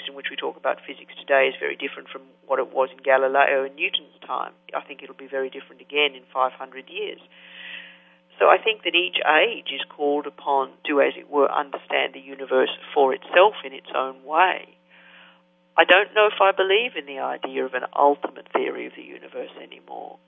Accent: Australia; now in United States; I was brought up in Australia

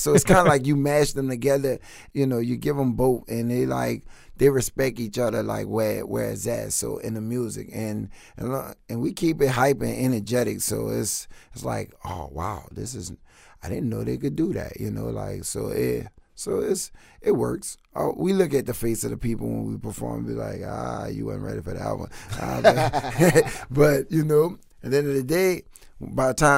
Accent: New Orleans, Louisiana, United States; we're from New Orleans

